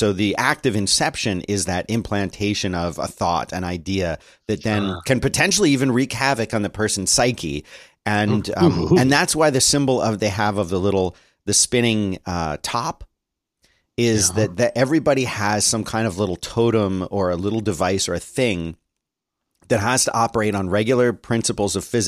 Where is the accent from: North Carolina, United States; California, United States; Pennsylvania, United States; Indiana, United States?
Pennsylvania, United States; Philadelphia; accent: Philly; I'm from Philly. Come on, give me a break. I've worked really hard to lose the Philly accent.